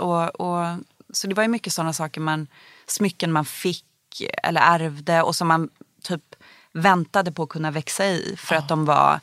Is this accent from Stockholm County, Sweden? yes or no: yes; Stockholm, Stockholm County, Sweden; jag växte upp i Bromma